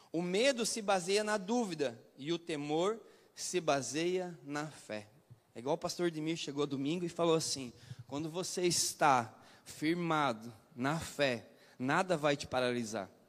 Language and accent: Portuguese; Paraná, Brazil; now in Itapema, Brazil; Eu vim do Paraná, fui enviado para cá com um propósito.